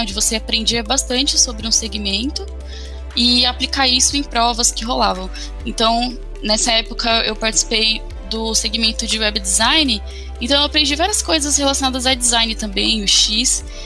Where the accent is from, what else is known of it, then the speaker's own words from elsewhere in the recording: São Paulo, Brazil; eu sou é, de São Paulo, capital